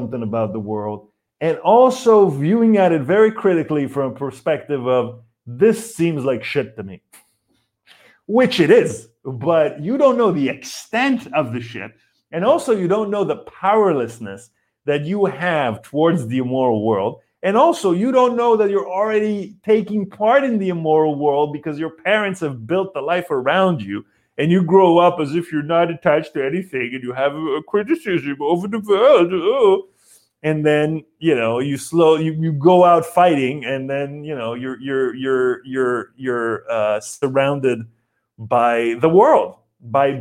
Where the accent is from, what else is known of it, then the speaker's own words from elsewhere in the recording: Israel; moved away; I grew up in Israel and my mom is Polish